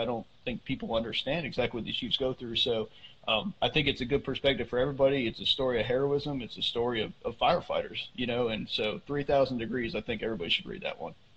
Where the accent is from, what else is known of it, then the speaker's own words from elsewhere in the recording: Northeast, United States; I grew up up in the Northeast